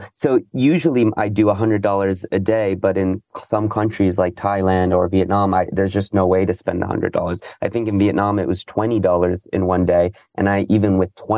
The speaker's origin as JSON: {"language": "English", "country": "United States", "also_born_or_lived": "New York / San Francisco", "said": "I'm American"}